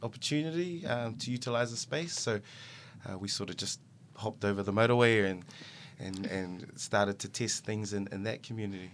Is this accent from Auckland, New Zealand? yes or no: yes; Auckland, New Zealand; I'm from Otara, but Papa Toi Otara